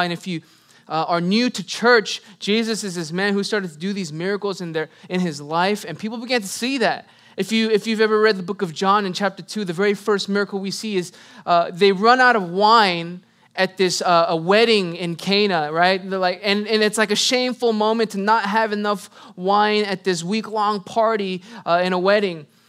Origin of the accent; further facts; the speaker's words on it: United States; I am Korean American